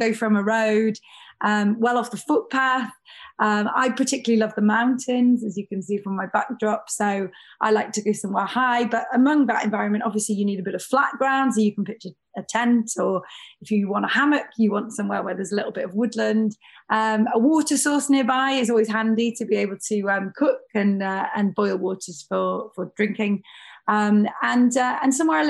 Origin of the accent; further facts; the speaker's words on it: North Wales, United Kingdom; I grew up in North Wales in the UK